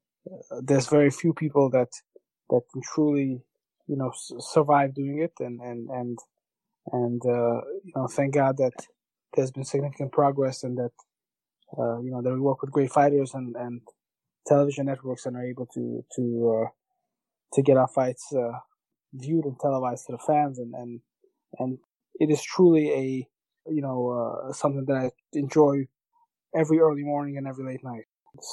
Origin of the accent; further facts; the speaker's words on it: Brooklyn, New York, United States; obviously, growing up in Brooklyn, seeing the differences in culture and getting Americanized, that was quite a process.